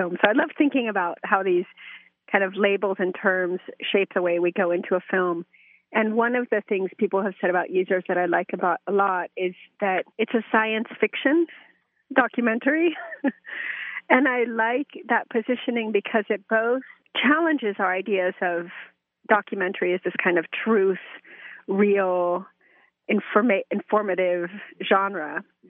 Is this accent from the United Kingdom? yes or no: no; Mexico; also born or lived in United States; Well, I was born in Mexico and kind of raised biculturally, bilingually, binationally between U.S. and Mexico.